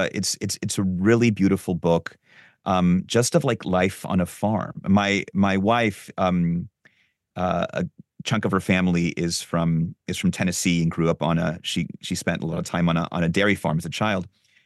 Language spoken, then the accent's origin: English; Lima, Peru; I grew up in Lima in Peru